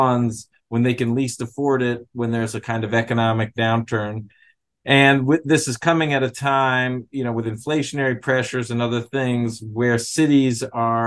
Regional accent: New York City, New York, United States; I'm from New York City

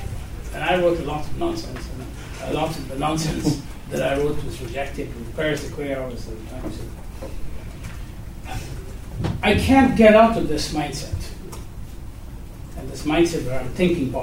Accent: Guyana; I was born and raised in Guyana

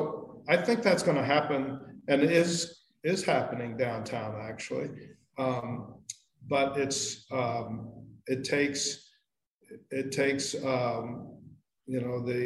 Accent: Indiana, United States; moved away as an adult; also born or lived in Walla Walla, Washington; now in Santa Barbara, United States; I grew up in Indiana

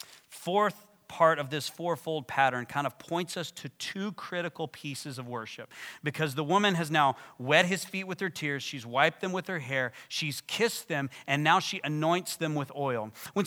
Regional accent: Texas, United States; If you come from the kind of church I come from and I grew up in West Texas, like very conservative, suit and tie

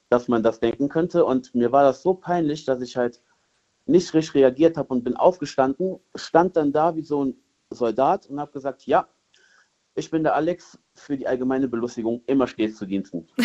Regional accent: Cologne, North Rhine-Westphalia, Germany; ich komme aus Hohlweide, also Köln-Hohlweide.

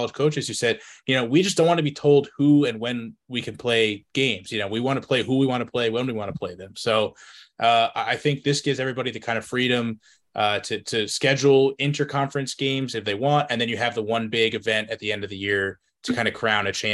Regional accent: New Jersey, United States; my home state in New Jersey.

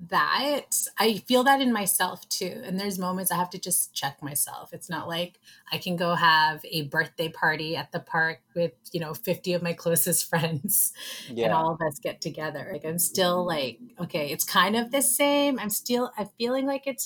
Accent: Vancouver, British Columbia, Canada; For two Asians born and raised in Vancouver

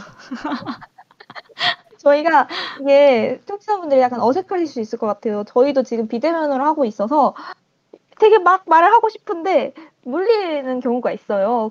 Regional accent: Muan, South Jeolla, South Korea; 저는 고향이 전라남도 무안이고요.

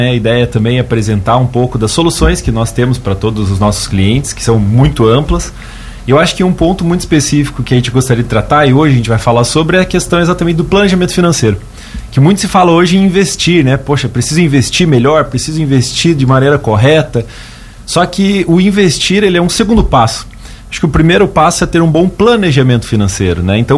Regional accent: Curitiba, Paraná, Brazil; Sou de Curitiba, Paraná. Ontem fiz um trajeto para chegar aqui em Lauro Miller. É, e sou natural de lá e, e, desenvolvo as atividades lá

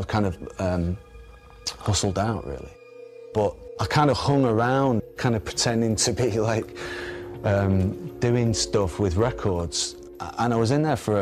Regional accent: Manchester, North West England, United Kingdom; I'm from Manchester

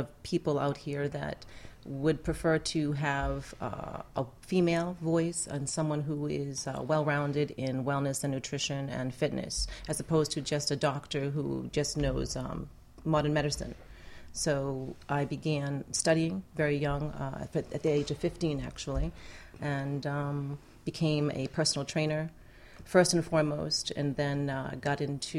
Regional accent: New England, United States; now in Miami, United States; New England.

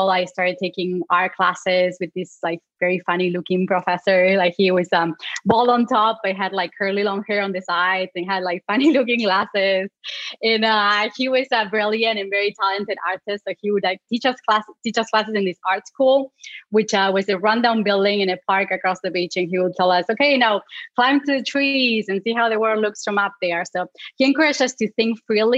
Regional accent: Patagonia, Argentina; English is a second language; moved away as an adult; now in United States; I grew up in the south of Argentina, in Patagonia

